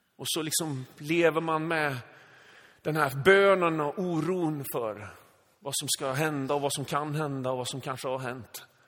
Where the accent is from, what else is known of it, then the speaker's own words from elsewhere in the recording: Sweden; född och uppvuxen i Sverige med liksom svenska föräldrar